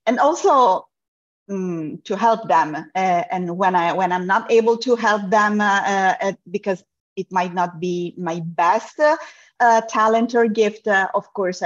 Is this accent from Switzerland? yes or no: no; Italy; moved away; also born or lived in Europe; I'm originally from Italy.